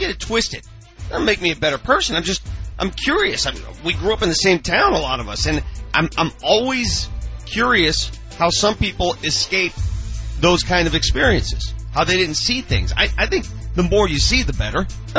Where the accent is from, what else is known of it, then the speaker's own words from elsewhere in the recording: Denver, Colorado, United States; my experiences growing up in North Denver.